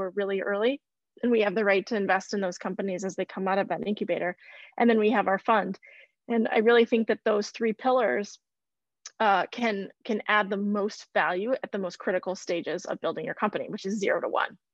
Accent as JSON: {"language": "English", "region": "Midwest", "country": "United States", "tie": "born or raised there", "said": "I grew up in the Midwest"}